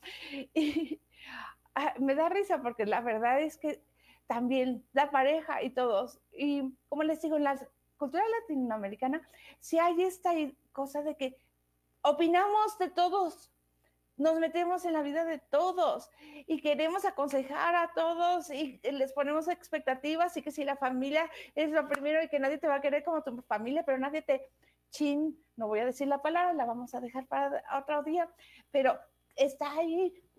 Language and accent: Spanish; Mexico; moved away as an adult; also born or lived in Denmark; yo crecí, ah, yo, viví en México los primeros 21 años de mi vida. Y de ahí me fui a Dinamarca.